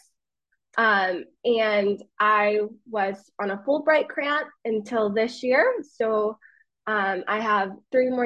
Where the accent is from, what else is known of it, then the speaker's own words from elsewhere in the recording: Martin, United States; moved away as an adult; now in Spain; I used to work at the movie theater in Martin, my hometown